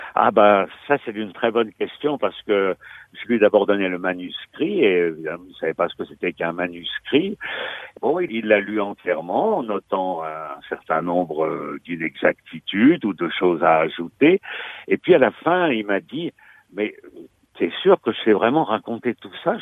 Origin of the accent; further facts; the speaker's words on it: Valmont, Normandy, France; moved away as an adult; now in Rouen, France; je suis souvent dans mon village natal de Valmont, près de Fécamp